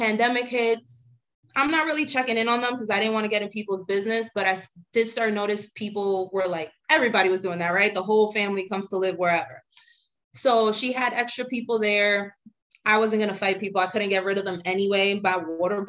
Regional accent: New York City, New York, United States; I grew up in the Bronx

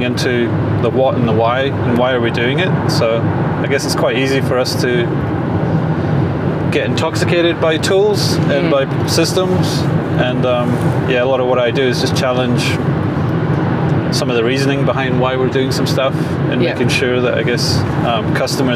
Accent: Scotland, United Kingdom; I am from Scotland, and a bit of a cocktail mix actually

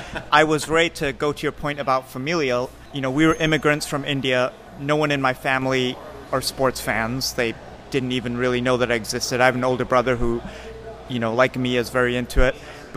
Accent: Barnsley, Yorkshire and the Humber, United Kingdom; I grew up in Barnsley, which is about 30 miles east of Manchester.

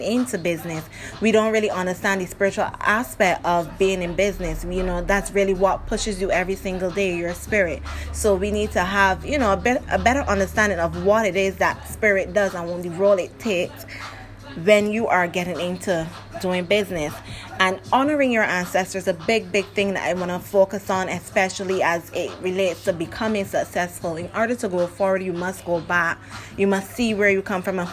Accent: Barbados; accent: Barbadian; I'm from Barbados, so my accent is going to step in. And along with my dialect

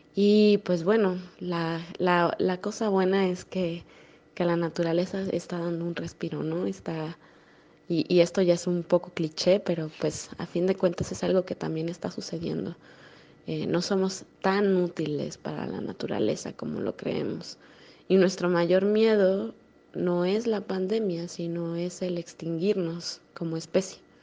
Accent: Mexico; also born or lived in Querétaro; Yo soy de México. Vivo en una ciudad muy pequeña, llamada, bueno, relativamente pequeña, llamada Querétaro

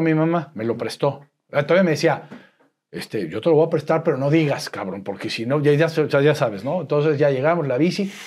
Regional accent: Puebla, Mexico; nací en Puebla, poblanísimo, poblanísimo

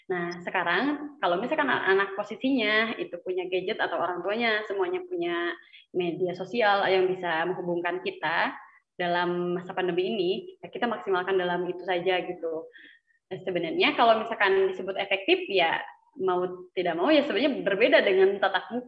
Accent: Garut, West Java, Indonesia; Iya, saya dari Garut, Pak.

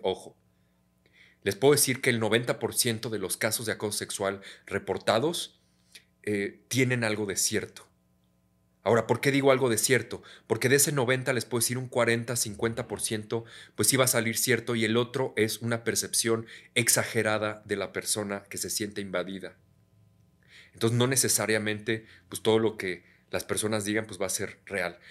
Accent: Mexico; also born or lived in United States; Como soy, abrazando, como todo un mexicano

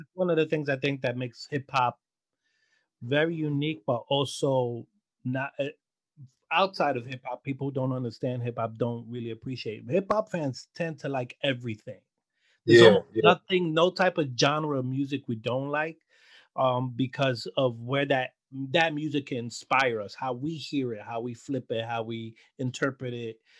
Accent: New York City, New York, United States; being a Latino in Brooklyn. But I feel growing up in Brooklyn

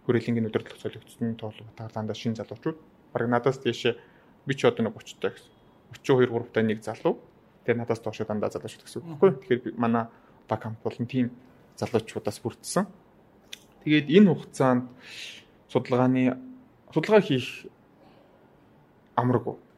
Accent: Uvs, Mongolia; also born or lived in Khentii Province; манай нутагт Увс аймаг хасамд очиж

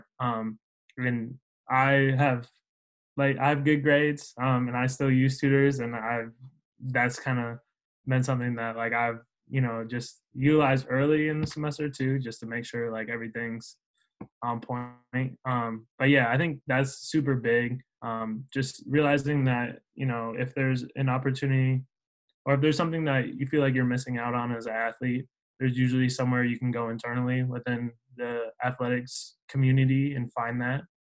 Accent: Minneapolis, Minnesota, United States; moved away as an adult; now in West Lafayette, United States; I'm from Minneapolis area originally

